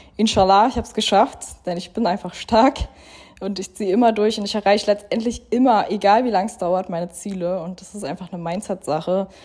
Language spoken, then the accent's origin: German; Berlin, Germany; moved away as an adult; now in Dubai, United Arab Emirates; in Berlin, in meiner Heimat